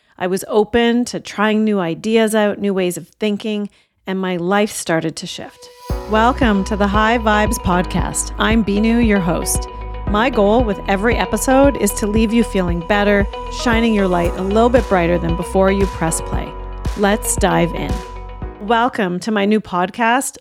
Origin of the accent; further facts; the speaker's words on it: Canada; my parents came from India in the late sixties, and I was born in Canada